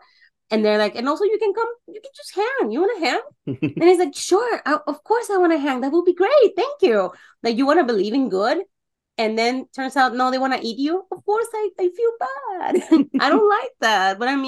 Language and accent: English; Mexico; being raised, born and raised in Mexico, it's also a thing.